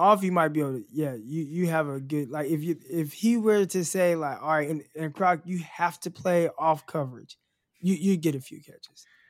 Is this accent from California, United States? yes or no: yes; California, United States; moved away as an adult; now in Arkansas, United States; because I was from California